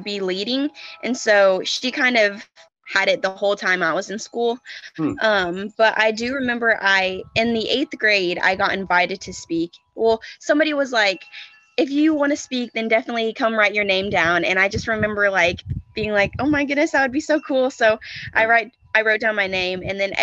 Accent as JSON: {"language": "English", "area": "Boyle County", "region": "Kentucky", "country": "United States", "said": "I'm from Boyle County, which is in Kentucky, central Kentucky."}